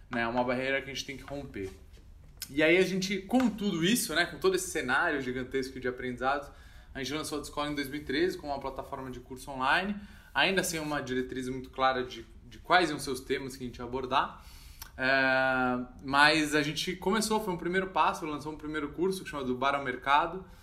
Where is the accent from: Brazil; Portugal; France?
Brazil; São Paulo; a gente é aqui de São Paulo. A gente fazia um encontro em São Paulo, na Avenida Paulista, 8 da noite